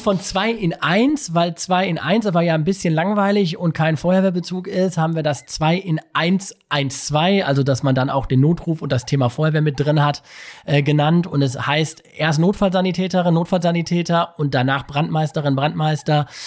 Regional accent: Bochum, North Rhine-Westphalia, Germany; ich bin Bochumer und ich lebe super gerne hier

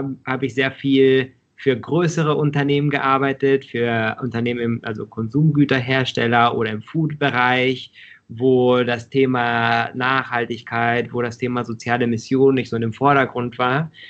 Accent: Mexico; Und ich bin aber auch in Mexiko aufgewachsen und habe die, da, da werden die Produkte ja auf der Straße verkauft

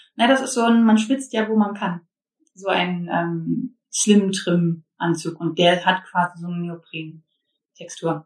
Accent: Germany; ich bin aus Baldheim

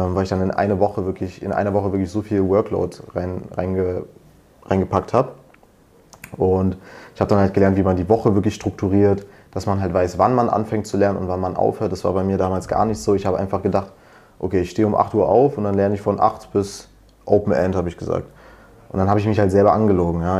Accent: Berlin, Germany; komme aus Berlin, studiere aber an der Uni Potsdam, also in der Nähe von Berlin

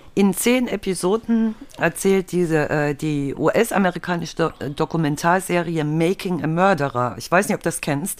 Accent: eastern Germany, Germany; Ich bin ja halt im Osten aufgewachsen

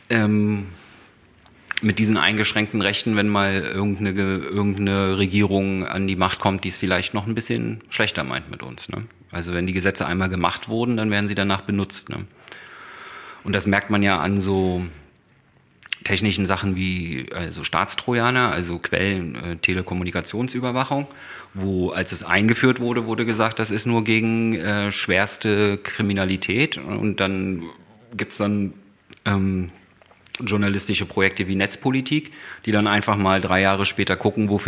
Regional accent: East Germany, Germany; bin ja auch äh, Ostdeutscher

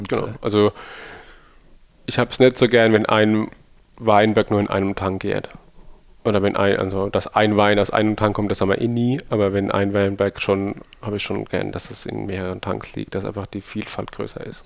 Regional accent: Rhineland-Palatinate, Germany; Ich glaub, wir sind Pfälzer

